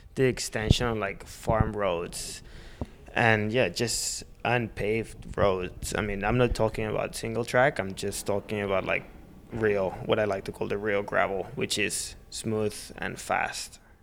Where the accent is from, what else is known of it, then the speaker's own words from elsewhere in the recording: Girona, Catalonia, Spain; I'm born and raised in Girona